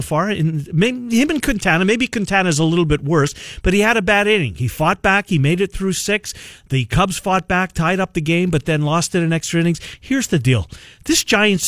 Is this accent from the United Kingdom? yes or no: no; Canada; growing up in Canada